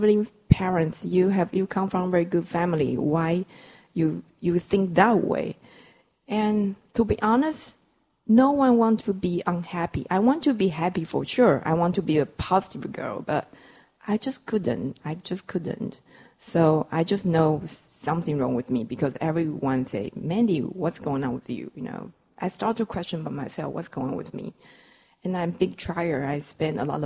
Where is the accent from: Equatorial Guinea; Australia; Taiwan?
Taiwan; English is a second language; I come from Taiwan, so we're using kilos and centimeter.